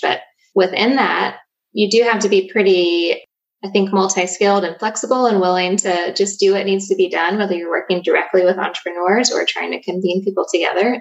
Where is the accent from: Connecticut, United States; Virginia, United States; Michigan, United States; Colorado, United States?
Virginia, United States; Danville; I was born and raised in Danville, Virginia